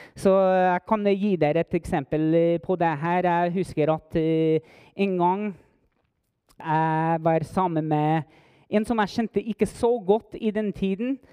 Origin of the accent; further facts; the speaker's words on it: Las Cruces, New Mexico, United States; Norwegian is a second language; moved away as an adult; now in Heimdal, Norway; Jeg kommer opprinnelig fra Las Cruces, New Mexico.